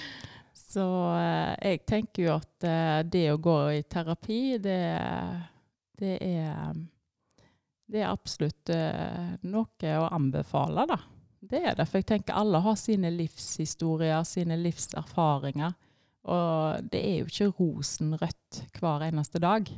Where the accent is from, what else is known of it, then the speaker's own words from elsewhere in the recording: Etne, Vestland, Norway; moved away as an adult; now in Tysvær, Norway; jeg er oppvokst i Etne, eh, så jeg kommer fra ei lita bygd der.